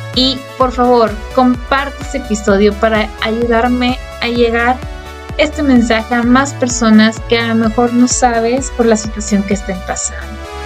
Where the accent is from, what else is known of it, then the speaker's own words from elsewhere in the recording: Mexico; Soy mexicana